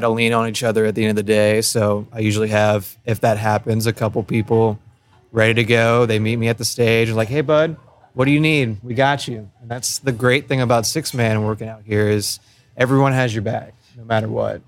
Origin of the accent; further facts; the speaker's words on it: New Orleans, Louisiana, United States; we're from New Orleans